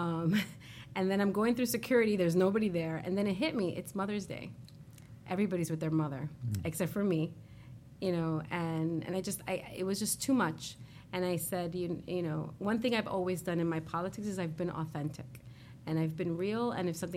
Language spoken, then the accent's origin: English; New York City, New York, United States; I'm a girl from Corona